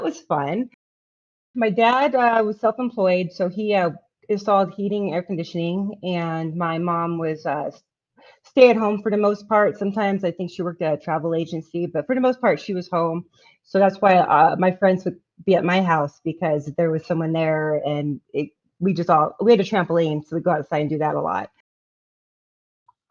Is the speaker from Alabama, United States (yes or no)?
no; Kent, Washington, United States; moved away; I grew up in the Washington State area near Seattle. Kent, Washington